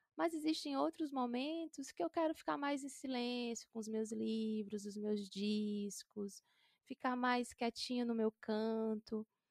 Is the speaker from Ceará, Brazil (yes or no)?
yes; interior of Ceará, Brazil; nasci no interior do Ceará, sou do sertão